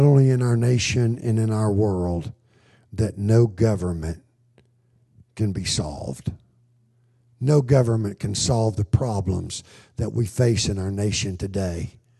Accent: United States; I grew up in America

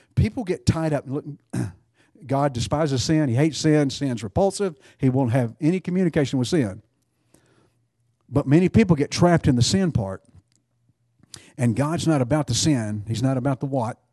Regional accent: Texas, United States; being a Texan

